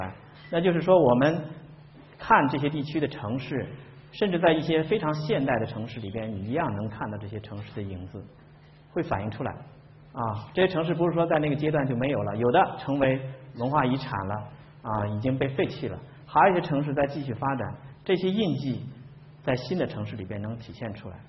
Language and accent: Chinese; China; 这是硬翻过来的，我们中国人的词汇里边没有这个词儿啊